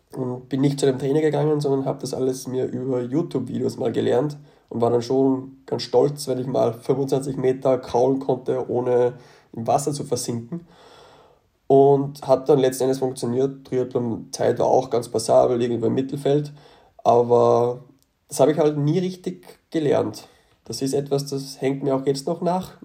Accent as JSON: {"language": "German", "country": "Austria", "said": "von dem Ort aus Österreich komme ich, wo ich herkomme"}